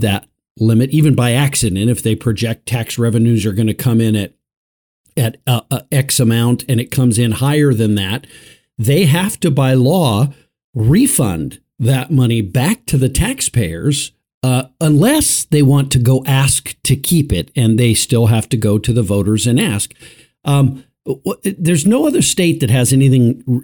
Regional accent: Colorado, United States; my home state of Colorado

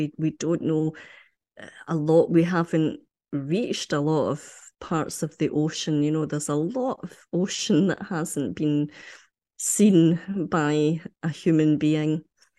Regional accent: Ayr, Scotland, United Kingdom; because I come from Ayr, which is on the coast, and I have very, very fond memories of being by the sea, walking on the beach

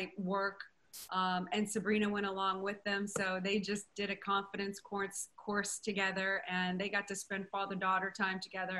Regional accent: New Orleans, Louisiana, United States; also born or lived in Madrid, Spain; I was reared in New Orleans, Louisiana

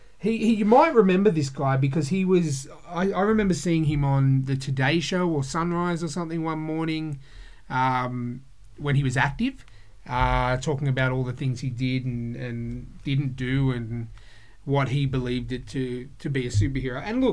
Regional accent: Blacktown, New South Wales, Australia; I grew up in the mean streets of Blacktown.

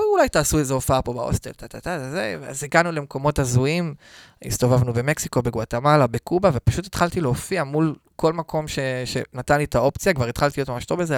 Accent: Netanya, Central District, Israel; אני מנתניה. נתניה במקור.

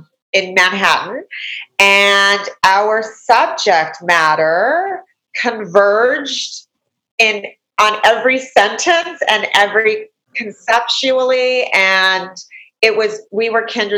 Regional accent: Canada; moved away as an adult; also born or lived in United States; I'm a Canadian. I was born in Canada. I'm a Canadian citizen

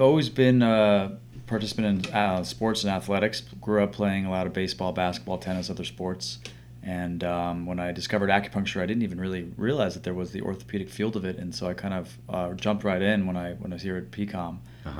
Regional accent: New York City, New York, United States; I grew up around New York City

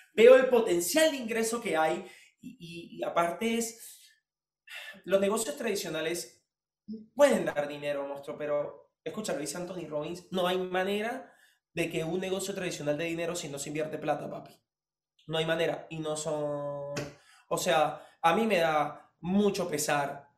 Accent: Venezuela; vine de Venezuela

